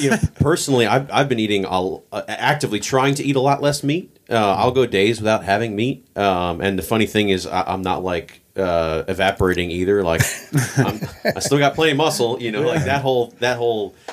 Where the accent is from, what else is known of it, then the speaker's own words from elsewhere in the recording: Pennsylvania, United States; I grew up in Pennsylvania